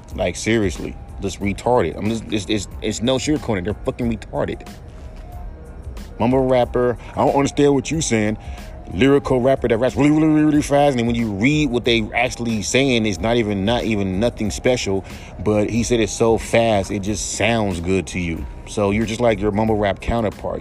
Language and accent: English; West Coast, United States; I'm from the West Coast